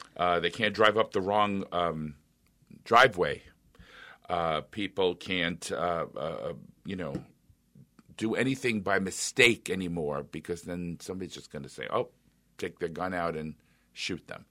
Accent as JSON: {"language": "English", "town": "New York City", "region": "New York", "country": "United States", "tie": "born or raised there", "moved": "as an adult", "lives_now": "Minnesota, United States", "said": "As an Italian, I can tell you, I grew up in New York City"}